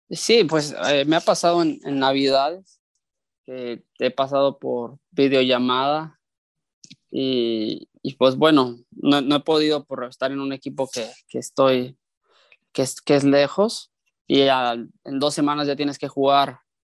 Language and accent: Spanish; Mexico; moved away as an adult; now in Kosovo; como lo he vivido como mexicano, siendo parte del torneo local y ahora como extranjero